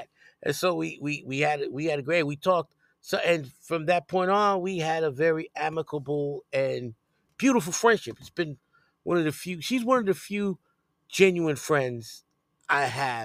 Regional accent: New York City, New York, United States; growing up on Elder Westchester and going to school over there.

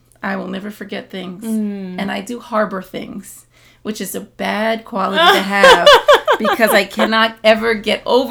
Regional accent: Teaneck, New Jersey, United States; growing up in Teaneck, in a very diverse area

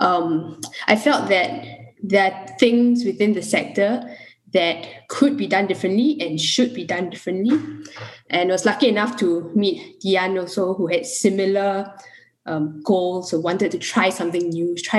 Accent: Singapore; a Singaporean who wanted to do development and humanitarian work

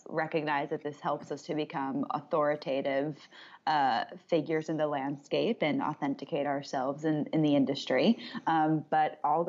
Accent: Westchester, New York, United States; I grew up in Westchester

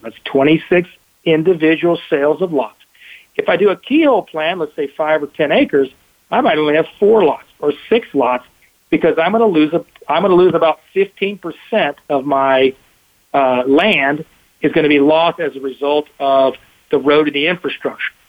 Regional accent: Texas, United States; I'm the Texan

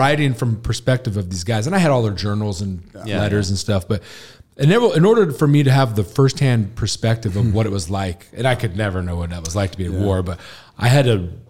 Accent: Washington, United States; Yeah, I grew up in Washington, went to school in Washington, headed to LA right after 2000.

